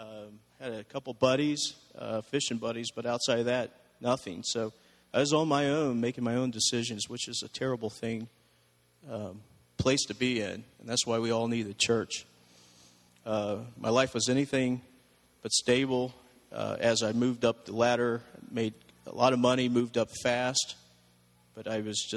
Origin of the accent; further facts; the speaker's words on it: Columbus, Ohio, United States; I grew up in Columbus, Ohio, in a place called The Bottoms